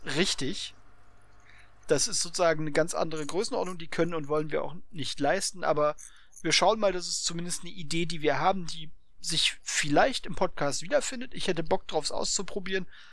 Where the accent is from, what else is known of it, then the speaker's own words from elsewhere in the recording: Berlin, Germany; ich bin Ostberliner, also ja, ich bin bis zur Wende war ich Ostberliner